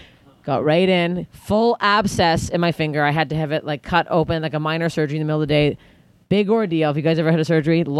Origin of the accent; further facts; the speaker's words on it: Canada; I'm Canadian